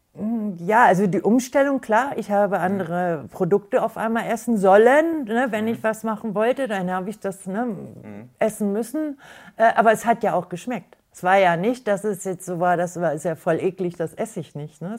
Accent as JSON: {"language": "German", "town": "Garbsen", "region": "Lower Saxony", "country": "Germany", "said": "komme aus Hannover-Garbsen"}